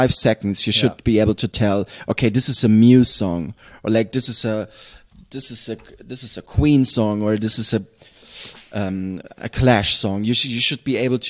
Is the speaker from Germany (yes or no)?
yes; Southern Germany, Germany; moved away; also born or lived in Nuremberg / Essen / Berlin; the environment that I grew up with in Southern Germany is heavily consists of nature